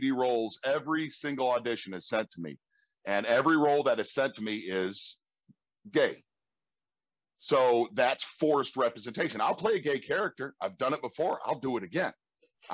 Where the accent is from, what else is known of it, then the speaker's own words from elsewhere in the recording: Chicago, Illinois, United States; I grew up on the South Side of Chicago